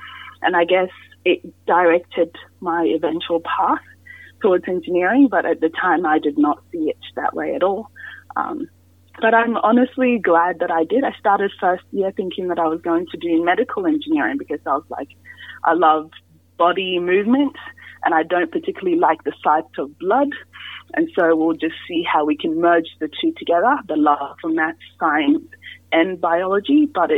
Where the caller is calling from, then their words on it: Miles, Queensland, Australia; So today I'm coming in from Miles, Queensland, which is about maybe 3 hours drive out of Toowoomba.